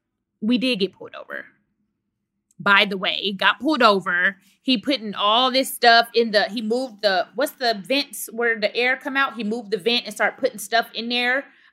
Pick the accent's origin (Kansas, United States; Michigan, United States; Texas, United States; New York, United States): Texas, United States; Dallas; I'm from Dallas, Texas.